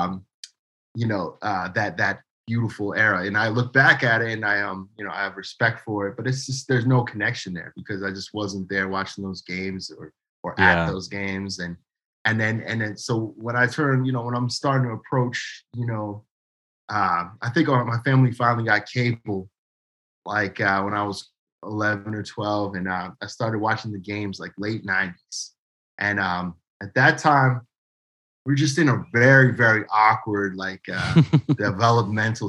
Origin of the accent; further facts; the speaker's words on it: New Hampshire, United States; moved away; I'm from New Hampshire. New Hampshire also has an identity crisis, because it's like we don't have a major city.